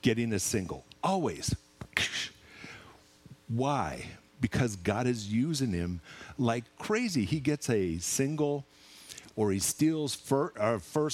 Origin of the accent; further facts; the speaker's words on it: Seattle, Washington, United States; moved away; also born or lived in Clanton; I'm from Seattle